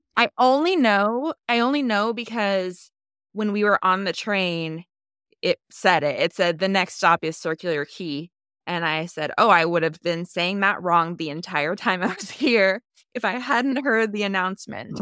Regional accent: United States; I'm an American

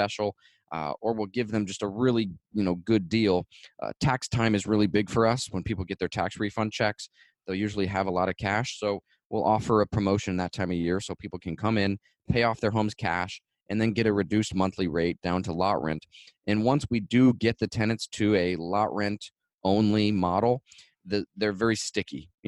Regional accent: Florida, United States; I'm from Florida

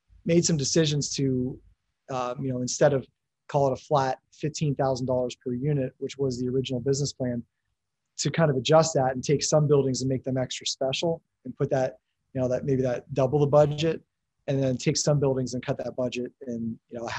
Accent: Erie, Pennsylvania, United States; born and raised in Erie, Pennsylvania

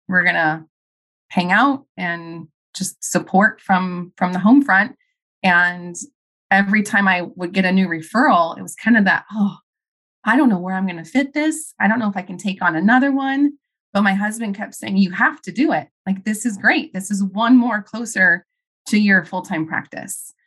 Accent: Arizona, United States; also born or lived in Chicago; I moved back to my home state of Arizona

